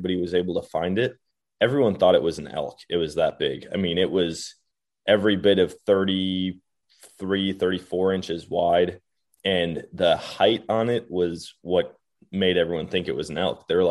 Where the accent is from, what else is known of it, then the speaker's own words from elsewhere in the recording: Wisconsin, United States; growing up in Wisconsin